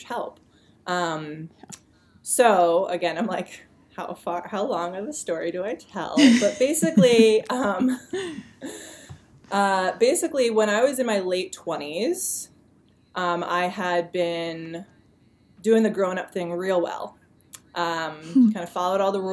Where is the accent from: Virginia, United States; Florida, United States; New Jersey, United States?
New Jersey, United States; also born or lived in Boulder, Colorado; now in New York, United States; I'm originally from New Jersey